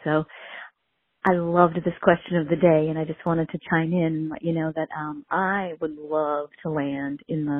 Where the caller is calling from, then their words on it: Bedford, New Hampshire, United States; I'm calling from Bedford, New Hampshire.